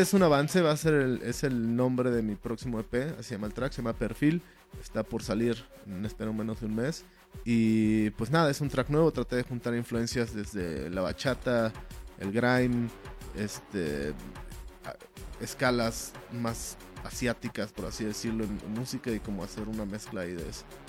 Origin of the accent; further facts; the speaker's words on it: State of Mexico, Mexico; now in Mexico City, Mexico; Yo crecí en el Estado de México